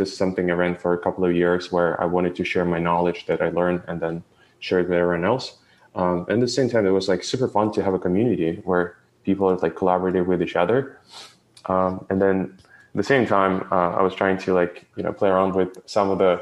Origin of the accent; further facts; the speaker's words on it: Ukraine; moved away; I was born in Ukraine